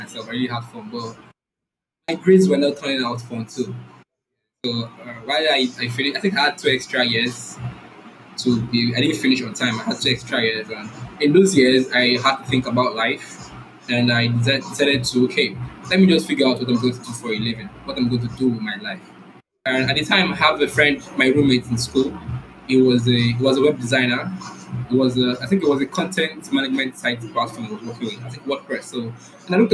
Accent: Rivers State, Nigeria; I'm from Nigeria. The south part of Nigeria, Rivers State

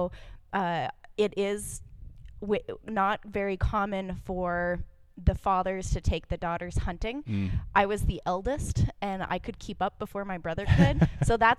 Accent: Wyoming, United States; I grew up in Wyoming. My family was military and we traveled around a bit, but kind of settled in Wyoming

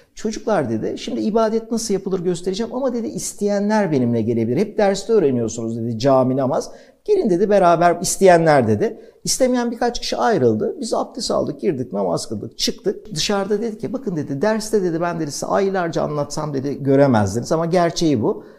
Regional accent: Turkey; ben bir Türk olarak

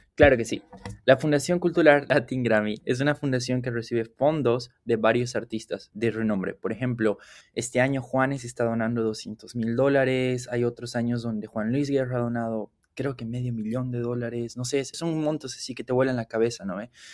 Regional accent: Cochabamba, Bolivia; moved away as an adult; now in Aberdeen, United States; soy de la ciudad de Cochabamba

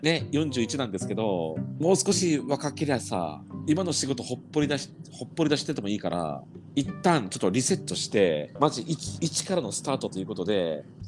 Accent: Saga, Japan; moved away; 佐賀県佐賀市ってね田舎なんだけど

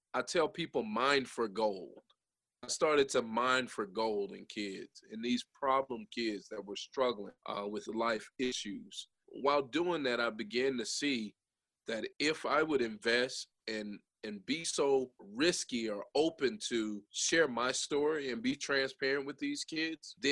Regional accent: Jasper, Alabama, United States; we grew up in Jasper, Alabama. I grew up actually on Coke Oven in Jasper

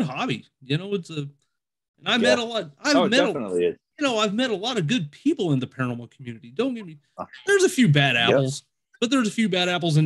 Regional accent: Indiana, United States; growing up in Indiana, I've always been a Cincinnati Reds fan

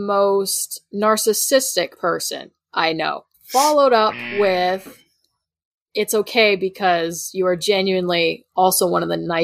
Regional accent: Canada; I'm Canadian.

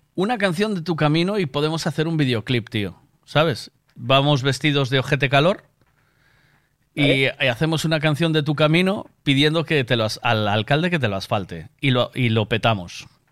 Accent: Galicia, Spain; somos gallegos

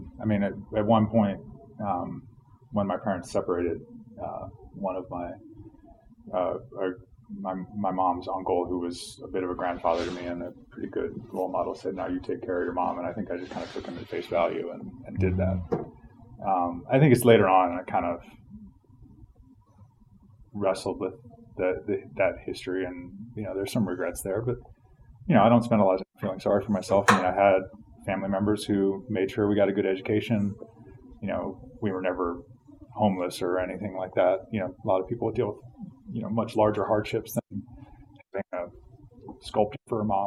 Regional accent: Charlottesville, Virginia, United States; also born or lived in Richmond, Virginia / Philadelphia / Russian Far East; I grew up in Charlottesville, Virginia. I was born in Richmond.

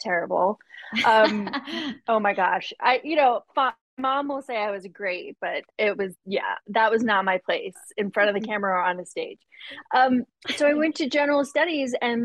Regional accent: Long Island, New York, United States; now in Los Angeles, United States; I grew up on Long Island. So a stone's throw from Broadway.

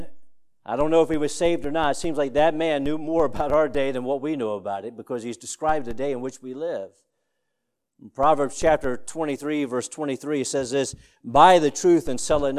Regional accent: Woodstock, Virginia, United States; in Woodstock, Virginia, my hometown

